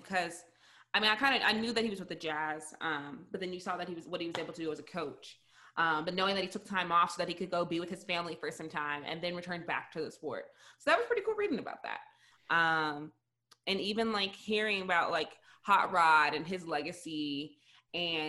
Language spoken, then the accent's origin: English; United States; I already knew about Adrian Dantley because he's from my hometown.